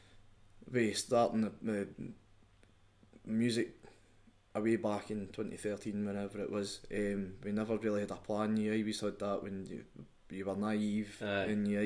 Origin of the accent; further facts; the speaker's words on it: Scotland, United Kingdom; accent: Scottish; I was going Scottish accent to this kind of, I would say diluted accent.